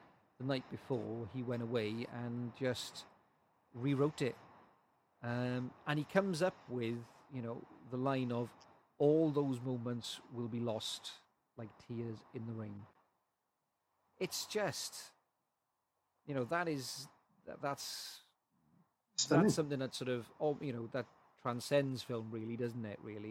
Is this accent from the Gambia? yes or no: no; South Wales, United Kingdom; living in South Wales